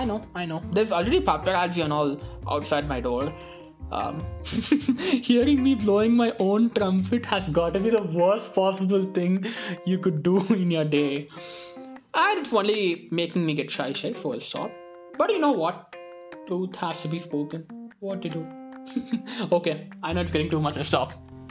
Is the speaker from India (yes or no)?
yes; Madurai, Tamil Nadu, India; I hail from the Athens of the East